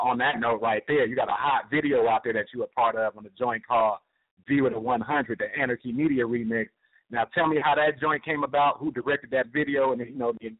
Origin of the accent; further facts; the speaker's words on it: United States; me being an American